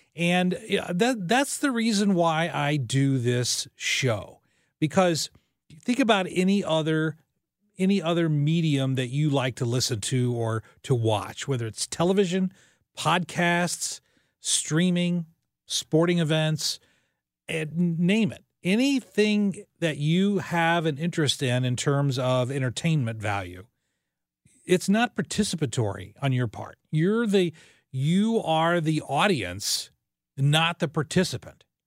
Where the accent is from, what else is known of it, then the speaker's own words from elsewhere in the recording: Southern Illinois, United States; moved away; my hometown radio station was five thousand watts